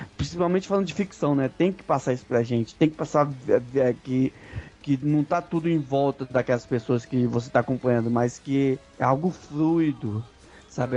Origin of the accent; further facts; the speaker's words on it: Brazil; nós somos brasileiros e conhecemos os guetos de nossas cidades